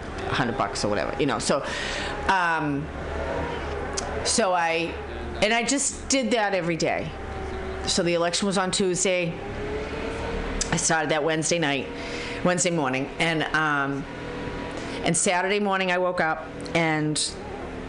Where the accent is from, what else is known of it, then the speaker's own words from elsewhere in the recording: Boston, Massachusetts, United States; now in San Francisco Bay Area, United States; I'm from Boston